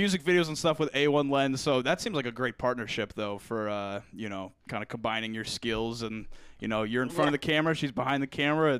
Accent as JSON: {"language": "English", "region": "Central Illinois", "country": "United States", "said": "We're from Central Illinois. So we're like 2 or 3 hours south of Chicago."}